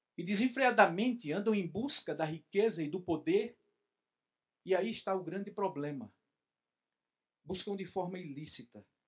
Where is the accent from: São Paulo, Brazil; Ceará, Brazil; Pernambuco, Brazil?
Pernambuco, Brazil; Recife; moved away; O meu sotaque é herança do meu povo, de onde vim